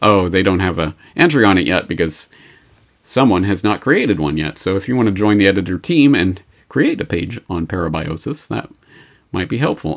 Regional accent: Canada; I'm Canadian

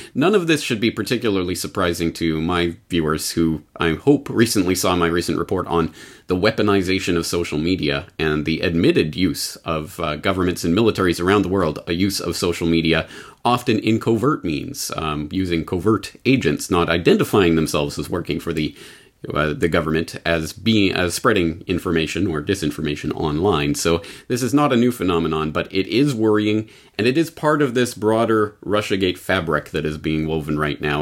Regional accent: Canada; now in Japan; Canadians in Japan, like myself

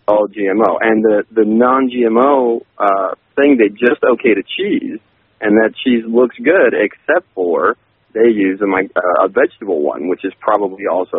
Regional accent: California, United States; I'm sort of a cheesehead, even though I'm from California

